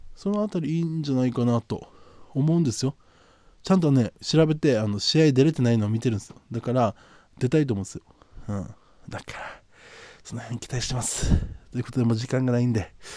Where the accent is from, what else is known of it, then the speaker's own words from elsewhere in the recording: Okinawa, Japan; 僕の地元、ここ、沖縄の